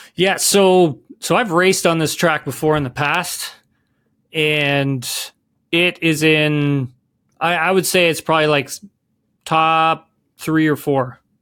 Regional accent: Keene, Ontario, Canada; I'm from Keene, Ontario

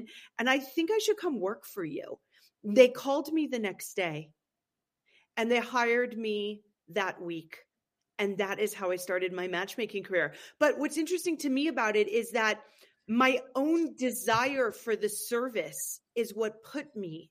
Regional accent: Berkeley, California, United States; moved away as an adult; also born or lived in San Francisco / Los Angeles / New York / East Coast; now in Aspen, United States; I was born and raised in California

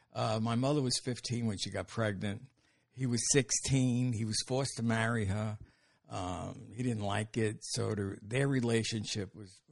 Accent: New York City, New York, United States; I'm from Brooklyn, raised there. Spent my childhood there, went to high school there. got married there.

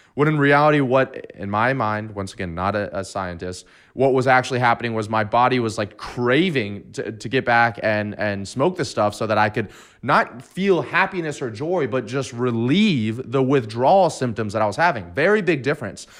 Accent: Destin, Florida, United States; going back to my hometown in Destin, Florida

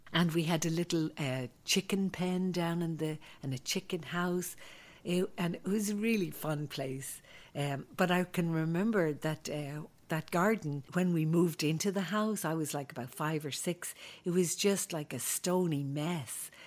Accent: Dublin, Leinster, Ireland; moved away; growing up in Ireland was a great uh, place to grow up

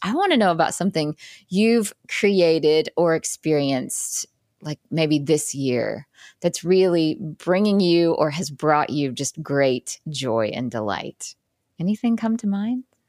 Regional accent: Jackson, Mississippi, United States; now in New York City, United States; I grew up in Jackson, Mississippi, so you know, relatively uh, smaller city.

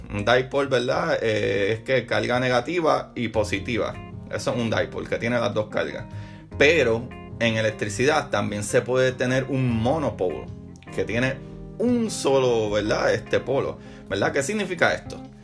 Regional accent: Puerto Rico; moved away; extraño la fiesta en mi país, en Puerto Rico

